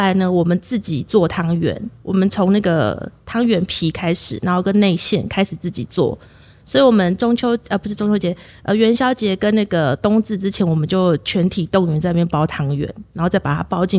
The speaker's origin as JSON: {"language": "Chinese", "region": "Kaohsiung", "country": "Taiwan", "lives_now": "Chiayi, Taiwan", "said": "其实我不是嘉义人。哦，我是高雄人，"}